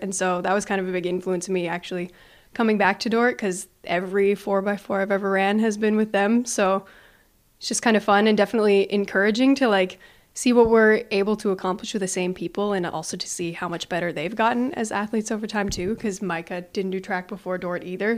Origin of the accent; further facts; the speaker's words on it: Canada; now in Sioux Center, United States; I'm from Canada